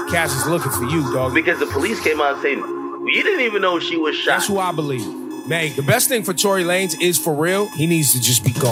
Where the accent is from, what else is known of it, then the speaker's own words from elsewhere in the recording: Houston, Texas, United States; Now, I'm from Houston.